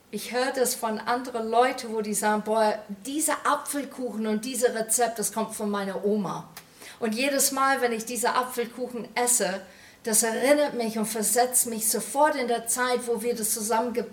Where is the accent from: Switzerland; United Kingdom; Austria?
United Kingdom; England; German is a second language; now in Germany; das versetzt mich sofort in meine Kindheit zurück in England, wie die da stand, wie eine rote Box